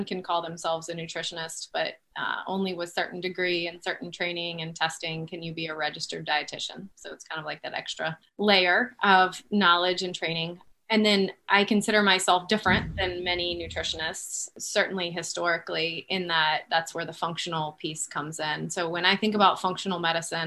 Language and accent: English; Florida, United States; I grew up in Florida.